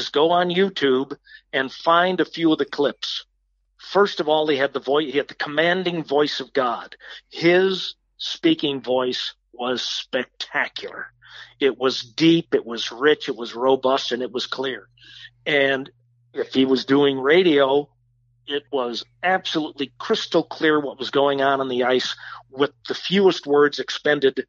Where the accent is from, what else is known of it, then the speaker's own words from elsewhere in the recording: Chicago, Illinois, United States; moved away; growing up in Chicago in the late 50s and early 60s